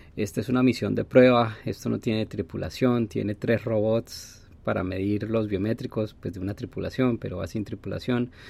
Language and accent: Spanish; Colombia; moved away; mi pasaporte colombiano